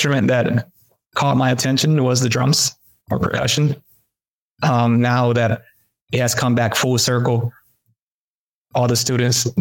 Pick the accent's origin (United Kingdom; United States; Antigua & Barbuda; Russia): United States; Greensboro, North Carolina; English is a second language; also born or lived in Mexico; growing up in Greensboro